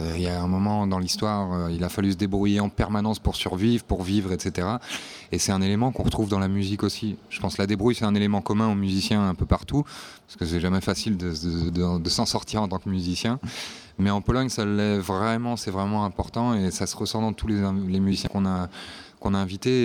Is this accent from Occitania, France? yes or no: no; Nantes, Pays de la Loire, France; moved away as an adult; now in Warsaw, Poland; moi je suis originaire de Nantes, mais ça fait 8 ans maintenant que j'habite à Varsovie.